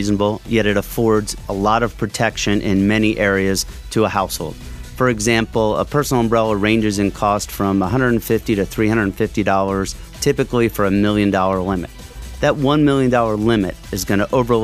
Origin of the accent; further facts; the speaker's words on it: Lehigh Valley, Pennsylvania, United States; I'm a local boy, born and raised in the Valley, love the Valley